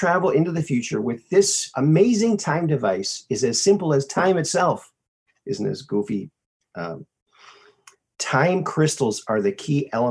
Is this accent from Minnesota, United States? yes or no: yes; Minnesota, United States; also born or lived in Arizona; I was born in Arizona. Lived there for 6 months, and then family moved back to Minnesota, where both my folks are from. I grew up there.